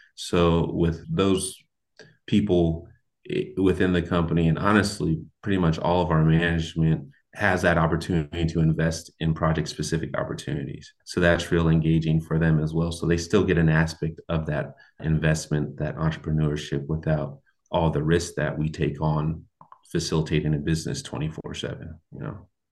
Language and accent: English; Portland, Oregon, United States; moved away as an adult; also born or lived in New York; now in Cincinnati, United States; I was born in New York, raised in Portland, Oregon with my mother